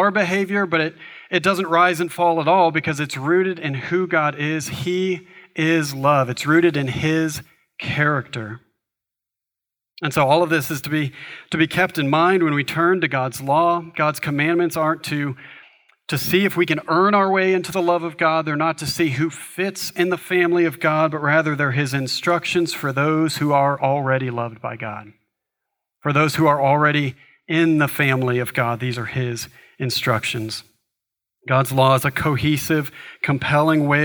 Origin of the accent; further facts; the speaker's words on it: United States; for us, as American society, we are highly individualistic